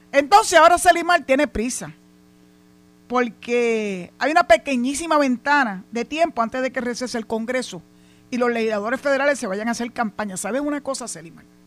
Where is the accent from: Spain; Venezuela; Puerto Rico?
Puerto Rico